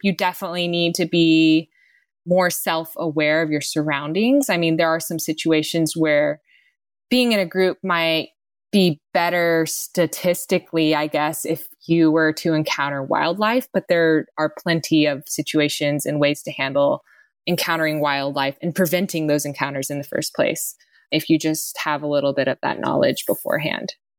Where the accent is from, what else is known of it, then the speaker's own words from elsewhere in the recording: Texas, United States; I grew up in Texas, and basically where I was from, there were no mountains